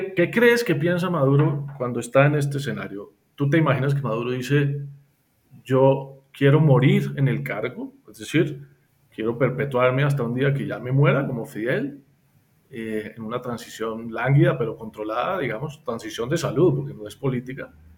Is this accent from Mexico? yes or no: no; Colombia; a nosotros como colombianos